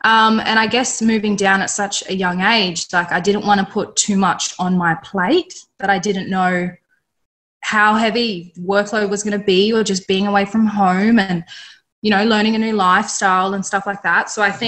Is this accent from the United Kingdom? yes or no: no; Darwin, Northern Territory, Australia; moved away as an adult; now in Adelaide, Australia; for everyone listening. I'm originally from Darwin in the NT. I moved down to Adelaide roughly 4 years ago to begin my Bachelor in Oral Health